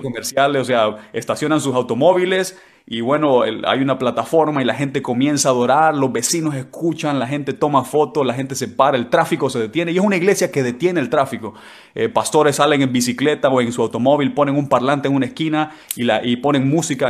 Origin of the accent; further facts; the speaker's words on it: San Pedro Sula, Cortés, Honduras; moved away as an adult; also born or lived in La Paz, Honduras; now in London, United Kingdom; yo nací en el departamento de La Paz, en Honduras, en el mero centro de Honduras, pero crecí en San Pedro Sula, así que me considero sanpedrano